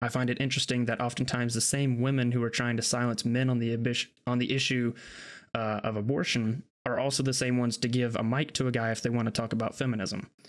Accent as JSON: {"language": "English", "country": "United States", "said": "I'm an American"}